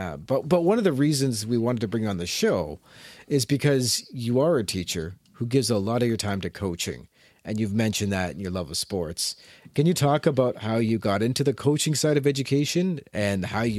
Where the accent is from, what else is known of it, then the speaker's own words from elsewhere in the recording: London, Ontario, Canada; now in Fort McMurray, Canada; But I grew up in London, Ontario.